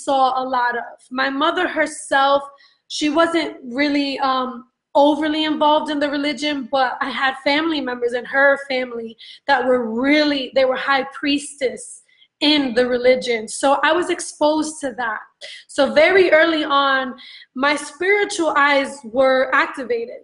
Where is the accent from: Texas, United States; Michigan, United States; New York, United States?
New York, United States; New York City; also born or lived in Brooklyn; I'm a Latina, Puerto Rican by descent, but born and raised in New York.